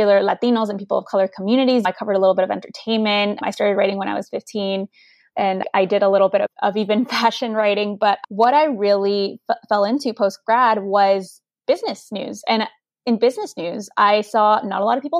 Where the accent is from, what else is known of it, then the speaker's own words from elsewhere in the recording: Chicago, Illinois, United States; first language Spanish; English is a second language; I grew up in Chicago, Illinois, on the northwest side in this neighborhood called Humboldt Park